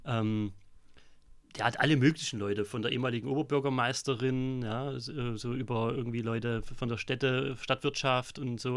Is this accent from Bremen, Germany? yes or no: no; Vogtland, Saxony, Germany; moved away as an adult; also born or lived in Weimar; now in Chemnitz, Germany; komme aber aus dem Vogtland, mein Dialekt lässt sich nicht verschleiern.